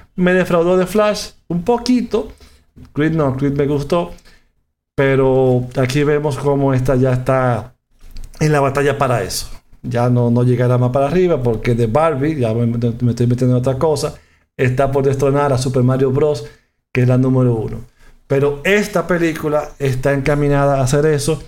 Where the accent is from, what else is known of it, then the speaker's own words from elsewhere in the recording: Dominican Republic; En mi país, República Dominicana